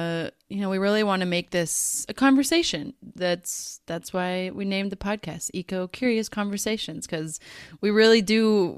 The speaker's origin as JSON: {"language": "English", "country": "United States", "lives_now": "Netherlands", "said": "So we, Sarah lives in Australia and I live in the Netherlands. We're both originally from the United States"}